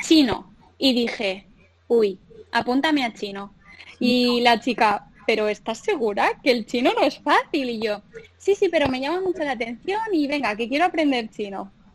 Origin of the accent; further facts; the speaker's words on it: Pamplona, Navarre, Spain; moved away as an adult; also born or lived in Dublin / Madrid; yo soy una chica de Pamplona que mm, siempre desde pequeñita me he criado en la naturaleza, en un pueblecito en, el campo